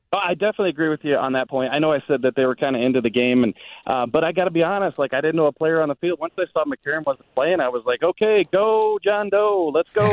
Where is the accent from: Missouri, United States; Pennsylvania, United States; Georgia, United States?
Missouri, United States; Jefferson County; I'm from Jefferson County